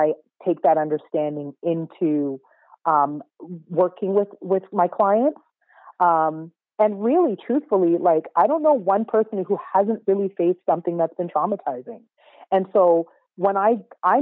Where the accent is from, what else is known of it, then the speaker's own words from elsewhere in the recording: Canada; because I was born in Canada, I am a Canadian by birth. I very much identify with my Caribbean heritage, but I was born here.